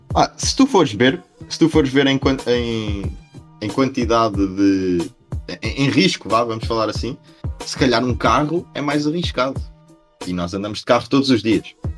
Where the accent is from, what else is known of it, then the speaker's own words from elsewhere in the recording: Portugal; nós, nós, enquanto portugueses